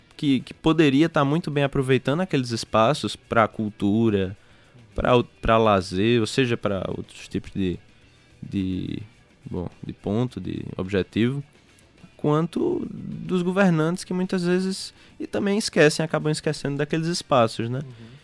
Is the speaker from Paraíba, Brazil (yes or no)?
yes; João Pessoa, Paraíba, Brazil; eu sou de João Pessoa, nasci aqui. E como morador daqui